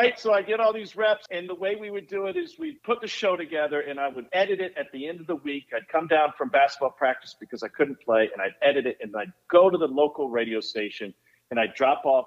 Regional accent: Columbia, Missouri, United States; moved away as an adult; also born or lived in Winston-Salem, North Carolina / Knoxville, Tennessee; now in Atlanta, United States; Grew up in Columbia, graduated from Mizzou

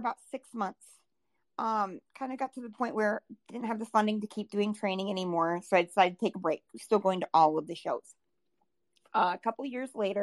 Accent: Southwest Minnesota, United States; moved away as an adult; now in South Dakota, United States; I am born and raised in Southwest Minnesota.

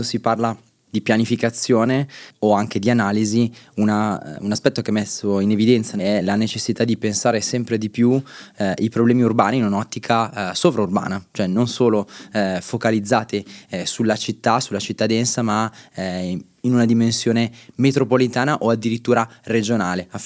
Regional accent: Monza, Lombardy, Italy; per le monzese io sono di Monza

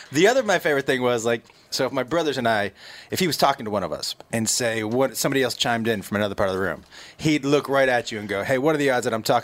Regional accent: Massachusetts, United States; moved away as an adult; also born or lived in Texas / Seattle / Los Angeles; I'm from Massachusetts

